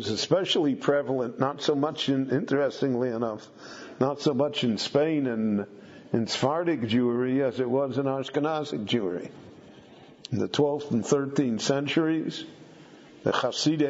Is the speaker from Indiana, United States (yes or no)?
no; Chicago, Illinois, United States; When I grew up in Chicago, I knew maybe five families that owned their own home.